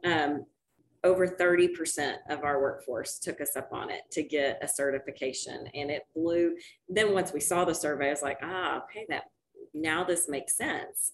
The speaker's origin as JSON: {"language": "English", "town": "Dallas", "region": "Texas", "country": "United States", "tie": "born or raised there", "said": "I actually grew up in Dallas"}